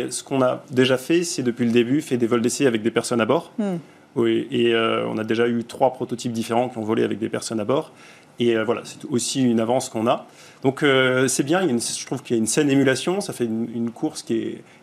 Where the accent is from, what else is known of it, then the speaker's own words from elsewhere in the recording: France; en tant que Français, héritiers du monde euh, du raffinement, de l'expérience du luxe et de l'aérospatial.